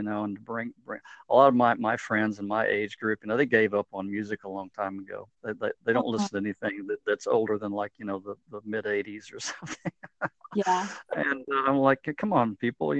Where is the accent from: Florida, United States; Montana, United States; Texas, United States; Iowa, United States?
Texas, United States; Midland; I grew up in West Texas, a town called Midland